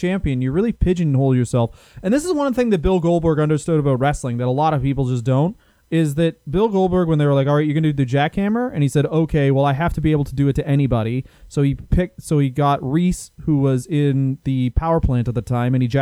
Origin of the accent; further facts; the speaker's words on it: Canada; also born or lived in United Kingdom; We're Canadian, and we spent a lot of time in Britain